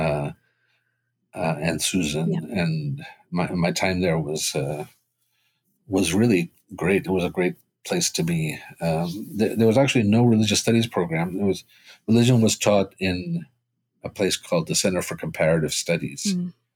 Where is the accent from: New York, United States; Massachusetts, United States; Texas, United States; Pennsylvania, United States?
Massachusetts, United States; Boston; first language Spanish; English is a second language; also born or lived in Cuba; raised in Boston